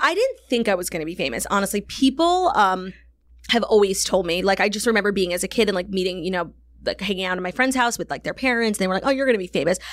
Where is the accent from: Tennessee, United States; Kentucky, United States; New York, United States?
New York, United States; New York City; growing up in New York